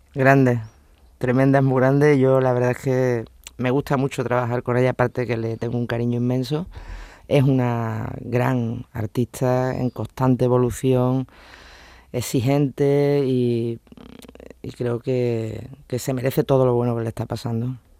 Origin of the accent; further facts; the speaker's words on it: Huelva, Andalusia, Spain; moved away as an adult; now in Seville, Spain; yo no soy de Sevilla, soy de Huelva, me vine aquí a hacer primero de Sevilla y primero de derecho